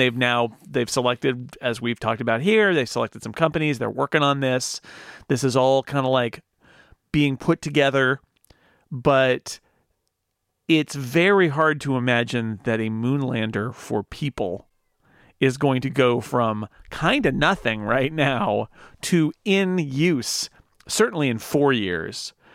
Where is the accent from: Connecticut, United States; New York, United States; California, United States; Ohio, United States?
California, United States; near Sacramento; I grew up sort of near Sacramento